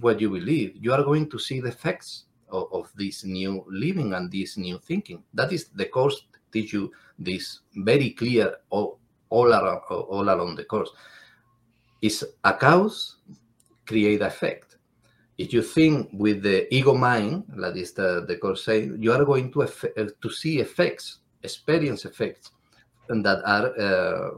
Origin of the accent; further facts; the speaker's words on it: Cádiz, Andalusia, Spain; English is a second language; I am from Andalusia in Spain, from Cádiz concretely